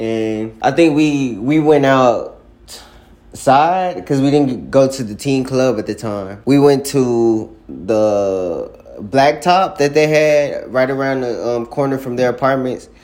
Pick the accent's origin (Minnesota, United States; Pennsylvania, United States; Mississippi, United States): Mississippi, United States; Jackson; I'm from Jackson, Mississippi